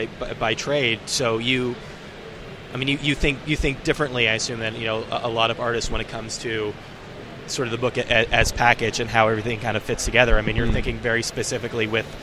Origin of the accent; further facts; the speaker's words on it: New York, United States; obviously, as a New Yorker, I can relate to this